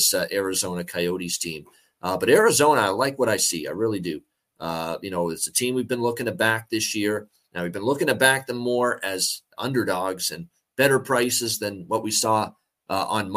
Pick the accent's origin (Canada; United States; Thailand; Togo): Canada; Hamilton, Ontario; my hometown of Hamilton